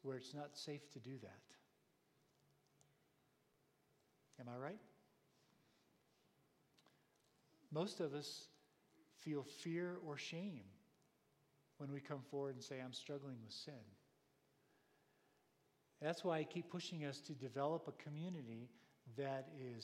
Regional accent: United States; as an American

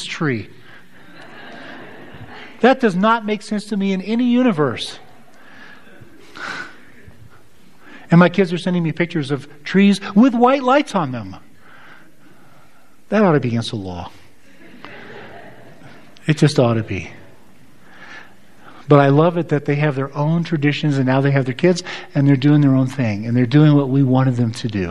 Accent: United States; as an American

